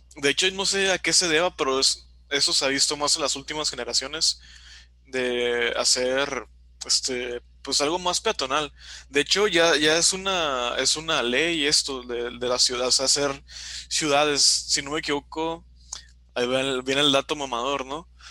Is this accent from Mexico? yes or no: yes; Baja California Sur, Mexico; yo soy de la Baja California